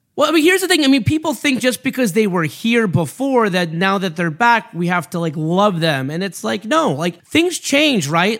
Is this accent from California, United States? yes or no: yes; Los Angeles, California, United States; I grew up on the Showtime Lakers, sitting in the Colonnade section at the Forum. I grew up on the Dodgers from the top deck at Dodger Stadium